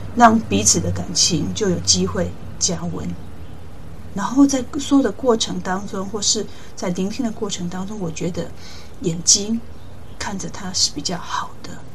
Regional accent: countryside in southern Taiwan, Taiwan; moved away as an adult; also born or lived in United Kingdom; 我自己小时候，在乡下长大，呃，爸爸妈妈把握过过多的好，我也没有太多机会去外面，世界。慢慢上的高中，呃，我自己界终于变得比较，哦，跨县市去读一个高中，所以我的，诶，视野也比较，呃，更辽阔。大学之后，在由南部上到北部

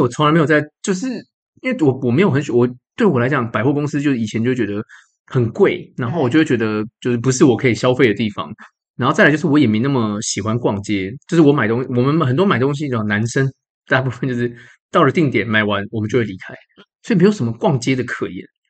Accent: Taipei, Taiwan; also born or lived in Banqiao, New Taipei; 我是台北人

